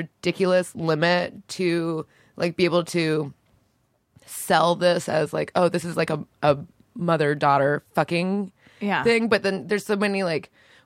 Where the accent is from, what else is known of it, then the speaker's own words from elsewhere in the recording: Orlando, Florida, United States; It's because I'm from Florida. I think I just have like a. It's like not an accent. It's just like I just talk like a. Like I barely speak English because I was raised in Florida.